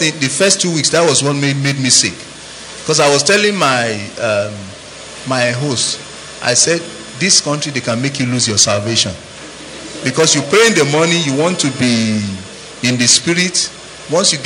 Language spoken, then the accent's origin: English; Nigeria; now in United States